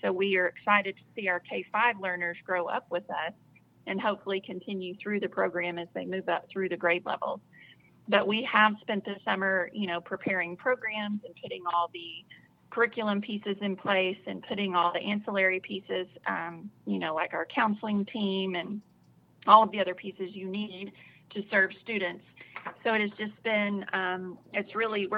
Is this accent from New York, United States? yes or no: no; Southeast Texas, United States; now in Arkansas, United States; I grew up in Southeast Texas